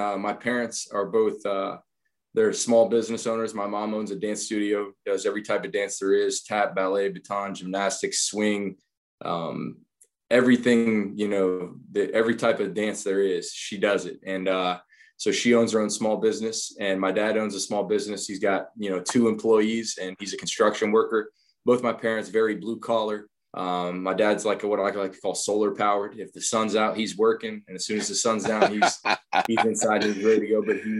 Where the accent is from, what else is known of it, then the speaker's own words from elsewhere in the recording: Waldo, Ohio, United States; I grew up in Waldo, Ohio